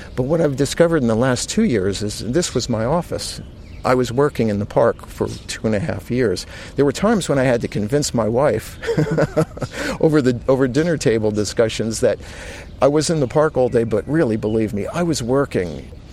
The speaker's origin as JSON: {"language": "English", "region": "New York", "country": "United States", "said": "I'm a New Yorker"}